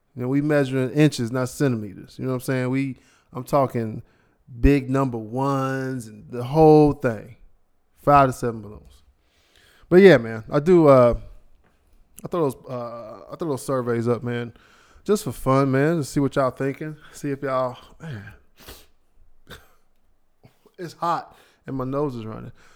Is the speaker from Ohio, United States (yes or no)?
yes; Ohio, United States; I'm from Ohio